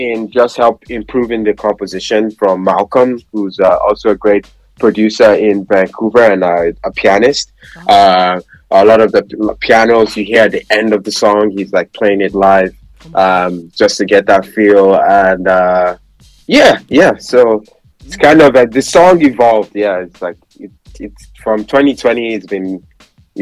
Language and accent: English; Nigeria; I'm Nigerian as well